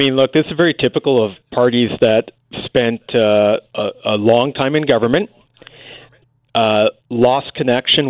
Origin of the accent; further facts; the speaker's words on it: Port Coquitlam, British Columbia, Canada; This is my hometown. I've lived here my entire life